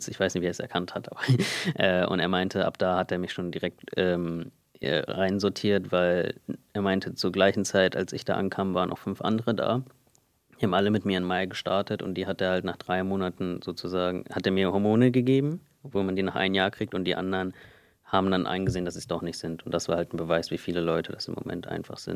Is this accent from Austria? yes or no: no; India; Und ich meinte halt, nein, ich bin Inder.